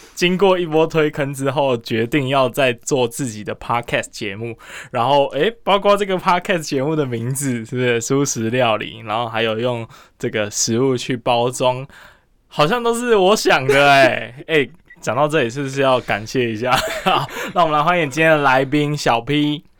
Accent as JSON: {"language": "Chinese", "town": "Kaohsiung", "country": "Taiwan", "said": "我是高雄人"}